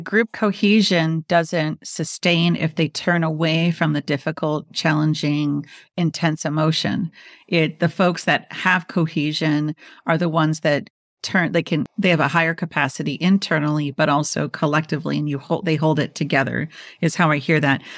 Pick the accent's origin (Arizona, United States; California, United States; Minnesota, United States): Minnesota, United States; moved away; also born or lived in Washington, D.C. / New York; I'm from Minnesota